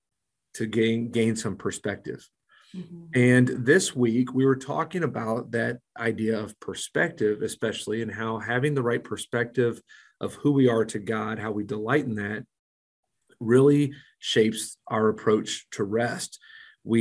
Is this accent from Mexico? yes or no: yes; Mexico; now in Springfield, United States; growing up in Mexico